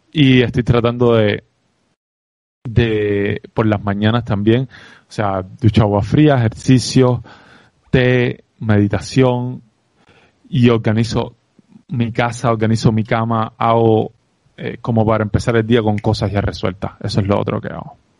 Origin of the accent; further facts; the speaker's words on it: Cuba; accent: Cuban; moved away as an adult; mi sello cubano